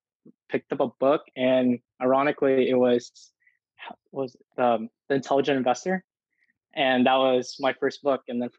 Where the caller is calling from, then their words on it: Houston, Texas, United States; I'm coming from Houston, Texas.